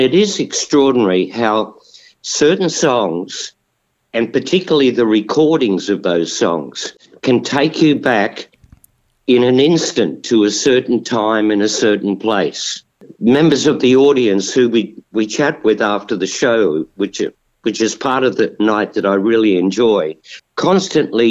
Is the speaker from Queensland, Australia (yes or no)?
yes; Kingaroy, Queensland, Australia; also born or lived in Ipswich, Queensland / Brisbane, Queensland; I was born in Kingaroy, which is a small country town in the South